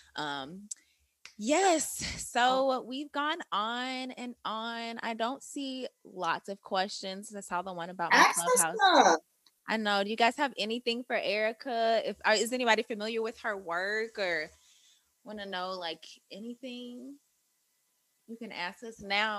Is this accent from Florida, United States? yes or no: no; St. Louis, Missouri, United States; St. Louis